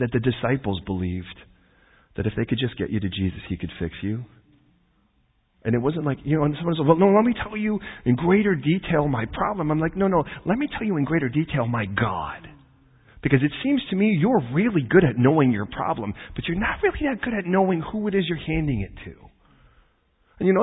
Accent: United States; I'm American

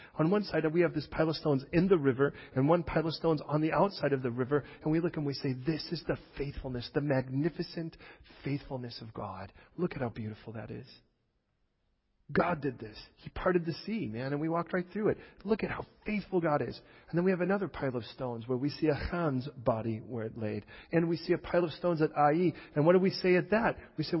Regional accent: England, United Kingdom; born there; I'm just English. I was born here.

